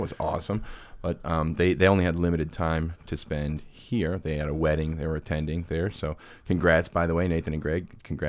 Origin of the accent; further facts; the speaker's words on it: Florissant, Missouri, United States; I grew up in Florissant. We ended up going to middle school together, which is like 7th, 8th grade.